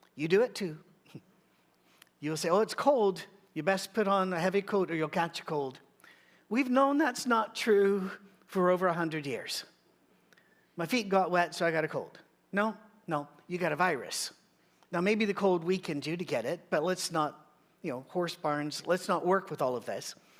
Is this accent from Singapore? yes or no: no; United Kingdom; I'm British